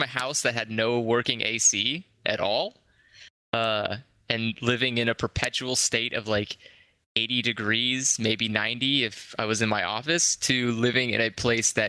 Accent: California, United States; moved away as an adult; now in United Arab Emirates; from California

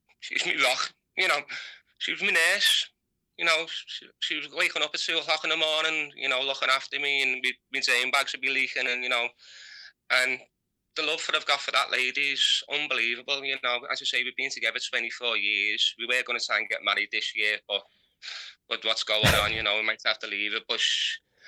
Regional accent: United Kingdom; from Heighton

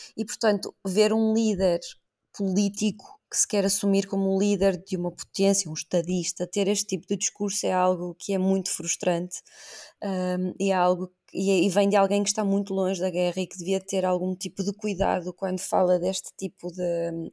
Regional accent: Portugal; como portuguesa

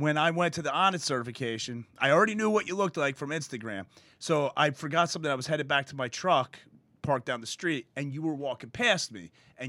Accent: New Jersey, United States; I grew up in North Jersey, and, you know, I'm a fireman in Elizabeth.

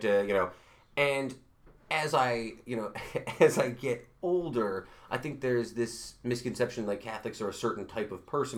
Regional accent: Utica, New York, United States; grew up in Utica

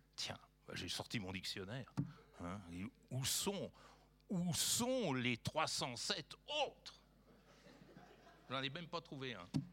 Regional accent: France; en tant que Français

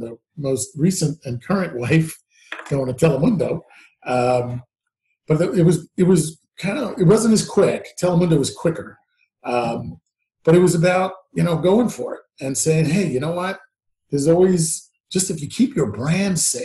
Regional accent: New York, United States; But I was born in New York, bred in New York

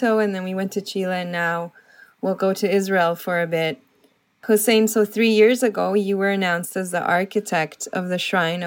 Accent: Colombia; I'm from South America, from Colombia

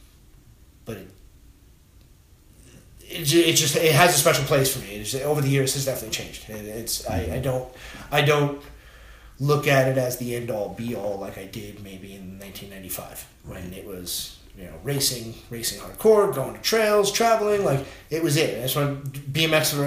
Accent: Patchogue, New York, United States; I grew up in Patchogue

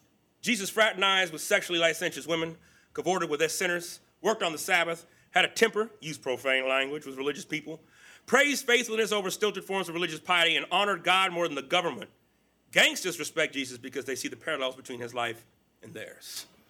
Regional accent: Texas, United States; born there; also born or lived in California; I claim California's home, but I was born in Texas, a small rural community.

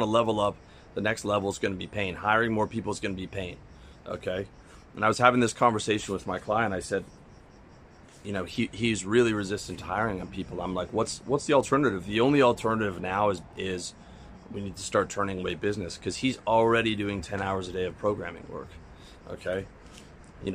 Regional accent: Canada; moved away as an adult; now in Georgia; as a Canadian

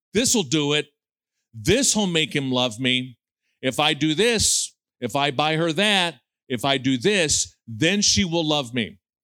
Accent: United States; we have as American evangelicals

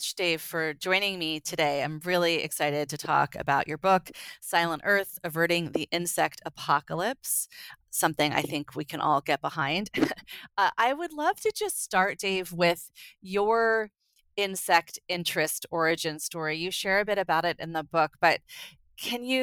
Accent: San Francisco Bay Area, California, United States; also born or lived in New Jersey; I grew up in the San Francisco Bay Area, but spent all my summers in New Jersey

